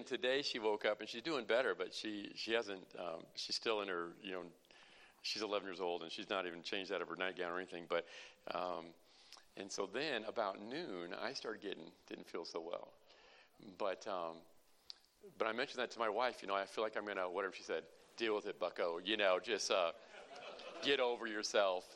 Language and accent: English; Illinois, United States; We're from the People's Socialist Republic of Illinois.